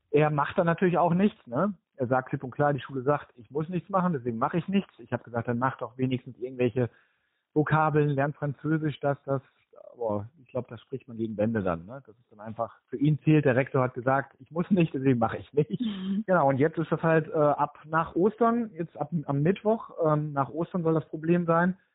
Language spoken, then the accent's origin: German; North Rhine-Westphalia, Germany; now in Oldenburg, Germany; Ich komme ursprünglich aus dem Ruhrgebiet ähm, da war nie die Option, dass wir irgendwie im Ruhrgebiet bleiben